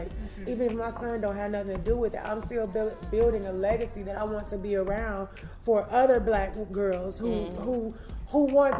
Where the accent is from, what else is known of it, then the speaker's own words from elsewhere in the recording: Gaston, Alabama, United States; now in Cleveland, United States; I grew up in Gaston, Alabama